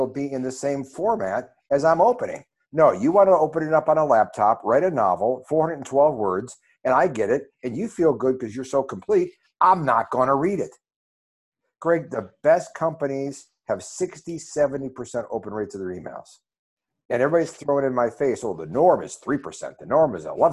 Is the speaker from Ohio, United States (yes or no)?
yes; Ohio, United States; I'm from Ohio.